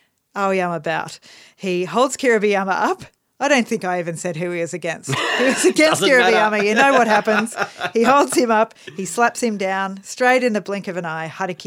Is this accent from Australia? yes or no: yes; Australia; As an Australian who likes cricket, I shouldn't be talking about sandpaper.